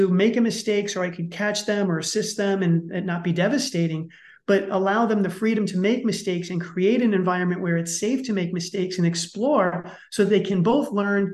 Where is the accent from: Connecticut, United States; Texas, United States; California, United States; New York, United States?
New York, United States; New York City; I grew up in the Bronx in New York City, and let's just say it's a tough place